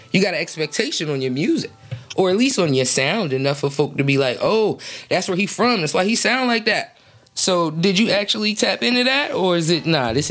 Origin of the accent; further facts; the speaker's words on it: Detroit, Michigan, United States; I'm from Detroit, the west side of Detroit.